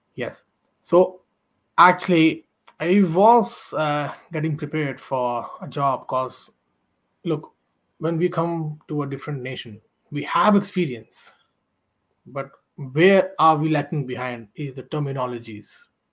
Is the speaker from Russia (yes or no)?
no; India; moved away as an adult; now in Ireland; i'm from india